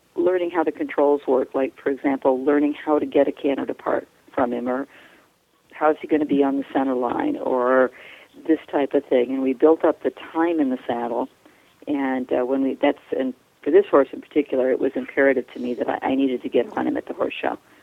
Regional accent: outside of Manhattan, New York, United States; moved away; I grew up outside of Manhattan

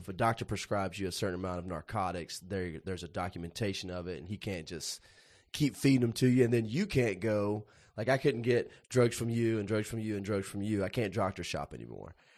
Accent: Puryear, Tennessee, United States; I grew up in Perger, Tennessee, which the closest town that anybody would know there is Paris, Tennessee

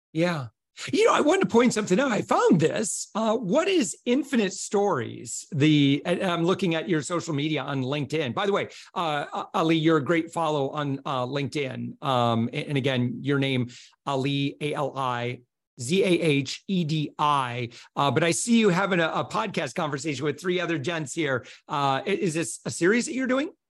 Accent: United States; as an American

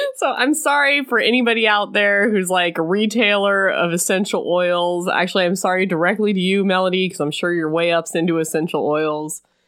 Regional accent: Illinois, United States; I'm from Illinois

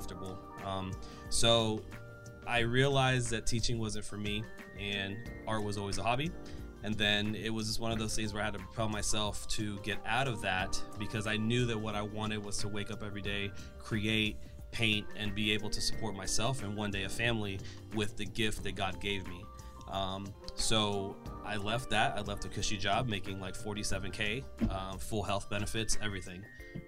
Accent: the Florida Panhandle, United States; moved away as an adult; also born or lived in Orlando, Florida; I'm from the Panhandle. And so when I moved, when I was 18, graduated high school, and then I moved to Orlando

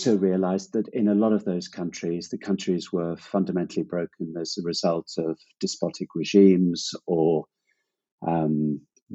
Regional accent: Zimbabwe; moved away; also born or lived in Hong Kong / Cambodia; I grew up in Zimbabwe

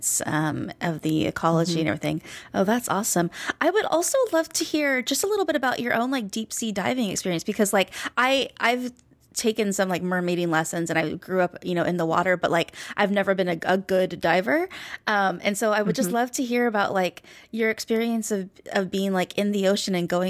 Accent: Hawaii, United States; I was born and raised in Hawaii

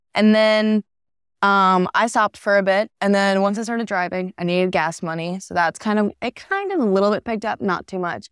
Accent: Florida, United States; I'm from Florida.

